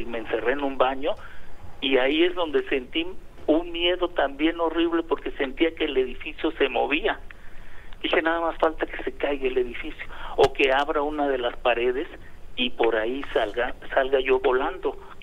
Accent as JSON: {"language": "Spanish", "town": "Acapulco", "region": "Guerrero", "country": "Mexico", "said": "los que somos de Acapulco, los que eh, hemos estado pues tan, tanto tiempo en este paraíso"}